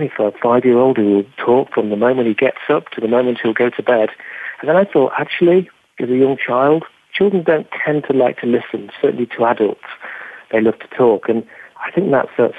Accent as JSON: {"language": "English", "region": "England", "country": "United Kingdom", "accent": "English", "said": "my English accent"}